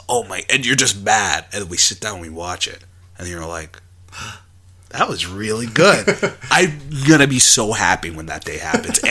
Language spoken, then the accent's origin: English; Texas, United States; I'm from Texas.